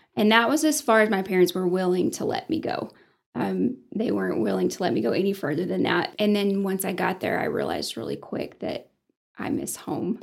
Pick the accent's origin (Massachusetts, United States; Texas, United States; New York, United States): Texas, United States; Sunray; also born or lived in Johnson City, Tennessee / Bushland, Texas; I didn't realize how great growing up in Sun Ray was until I actually left it